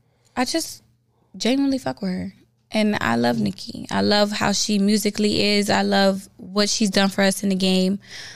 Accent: New York City, New York, United States; I'm from Brooklyn.

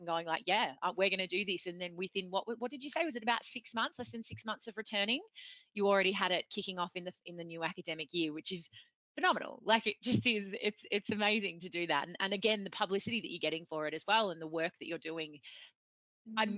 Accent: Victoria, Australia; brought up in Australia

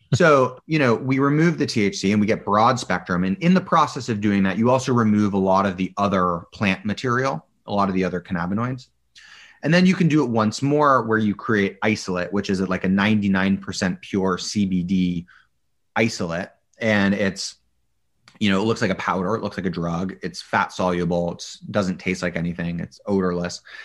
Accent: Boulder, Colorado, United States; I grew up in Boulder, Colorado.

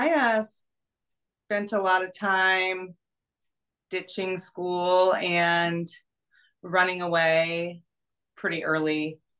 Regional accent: Reno, Nevada, United States; I grew up in Reno, Nevada

